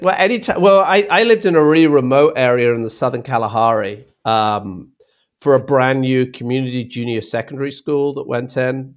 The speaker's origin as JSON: {"language": "English", "country": "United Kingdom", "tie": "born or raised there", "also_born_or_lived": "Australia / Africa", "moved": "as an adult", "lives_now": "United States", "said": "growing up in Britain, which is a small"}